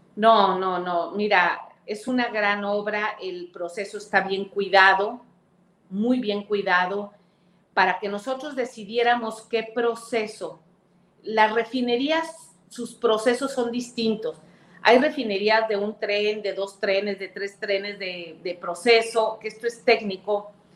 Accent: Veracruz, Mexico; Es mi tierra, bueno, soy senadora de mi estado

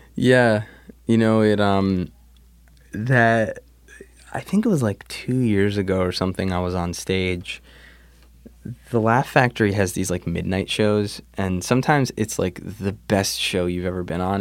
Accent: New Jersey, United States; also born or lived in New York; I grew up, um, I grew up in New Jersey. I was, I was born in New York, but we moved to Jersey, um, early.

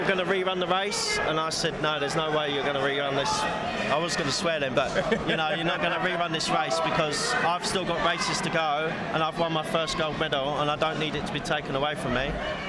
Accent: Sutton, London, United Kingdom; Yeah, Sutton. So, you know, we've got MAA fighters and we've got boxers

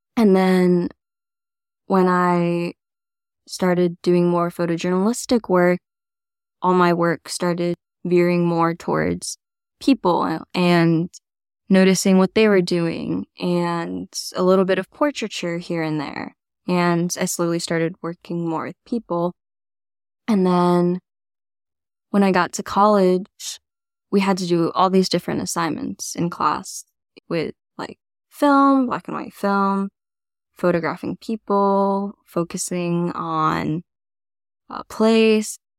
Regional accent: Florida, United States; also born or lived in China; now in New York City, United States; I grew up in Florida on the East Coast

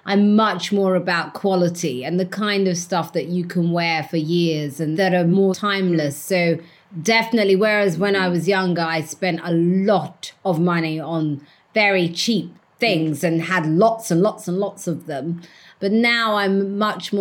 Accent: London, United Kingdom; I was the girl from Walthamstow with the blue Air Jordans

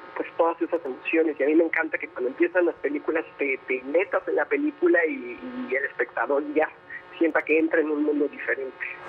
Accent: Mexico; nosotros eh, tres mexicanos

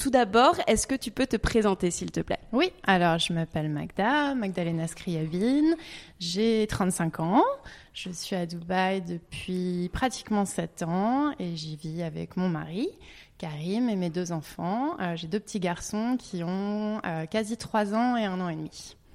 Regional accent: Hong Kong; born there; also born or lived in France / Canada / England / Italy; j'ai vécu en, bah, vécu en France évidemment, mais je suis née à Hong Kong. J'ai vécu au Canada, en Angleterre

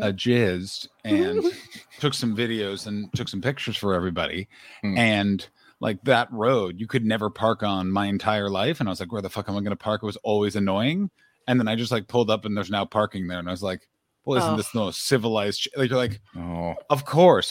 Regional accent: Ottawa, Ontario, Canada; moved away; I'm in the capital of Canada, Ottawa. And may I say, it is so weird to be in my hometown after so many years

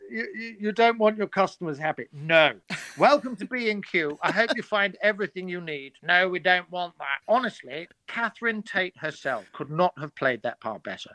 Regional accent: Surrey, South East England, United Kingdom; I'm from Surrey

